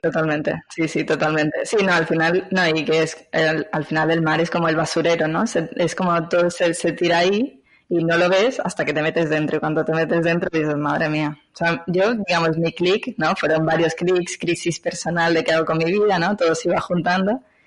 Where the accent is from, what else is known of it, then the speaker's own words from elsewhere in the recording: Venezuela; moved away as an adult; now in Barcelona, Spain; soy de Venezuela, eh, pero actualmente vivo en Barcelona hace unos 15 años, o sea que ya llevo mitad de mi vida aquí, mitad de mi vida allá